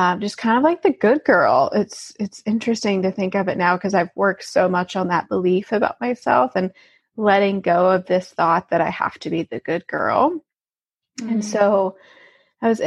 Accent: Alabama, United States; moved away as an adult; also born or lived in St. Louis; I grew up in Alabama, so I grew up in a very southern town

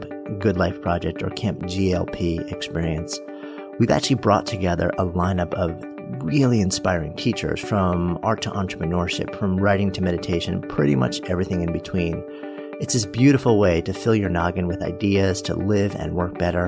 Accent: New York, United States; I grew up just outside of New York

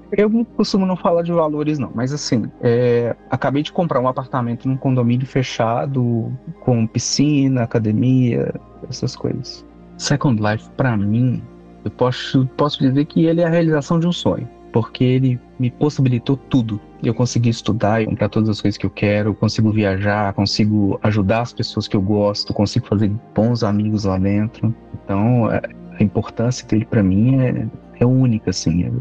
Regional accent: Brazil; eu não sou de Portugal, eu sou do Brasil

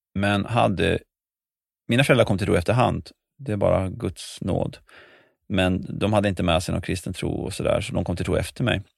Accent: Västerås, Västmanland, Sweden; born or raised there; also born or lived in Schenectady, New York, United States

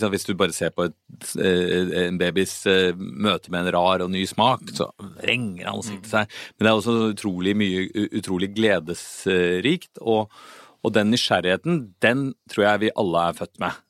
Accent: Oslo, Norway; Jeg kom fra Oslo, så jeg pleide å gå i Frognerparken på høsten

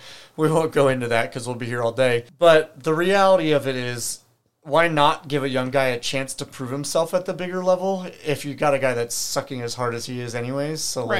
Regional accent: United States; I feel a little guilty as an American

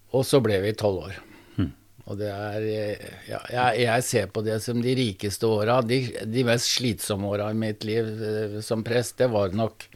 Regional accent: Sandefjord, Vestfold, Norway; Jeg vokste opp i et eh, arbeiderhjem i Sandefjord

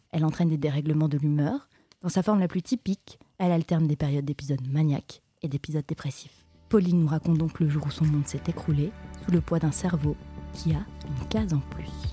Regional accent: Toulouse, Occitania, France; je n'ai jamais quitté Toulouse, ma ville natale

